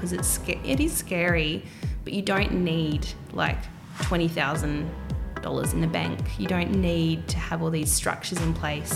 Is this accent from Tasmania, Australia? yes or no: yes; Tasmania, Australia; moved away as an adult; now in Melbourne, Australia; I grew up in Tassie